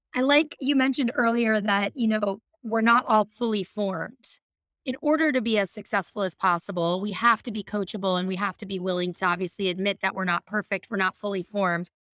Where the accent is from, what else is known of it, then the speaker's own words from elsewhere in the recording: Midwest, United States; I grew up in the Midwest